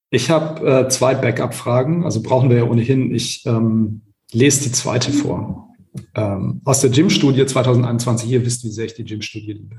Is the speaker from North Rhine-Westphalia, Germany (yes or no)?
no; Baden-Württemberg, Germany; in Baden-Württemberg, wo ich herkomme